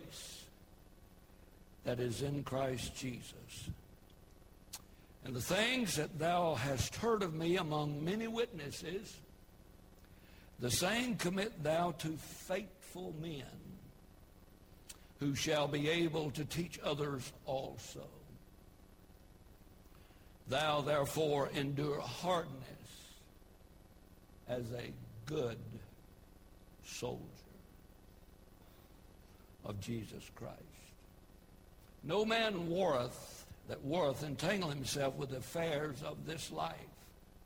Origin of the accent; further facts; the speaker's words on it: United States; I'm an American